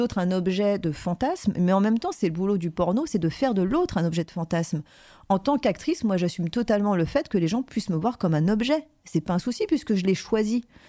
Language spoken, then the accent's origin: French; Paris, Île-de-France, France; je venais de Paris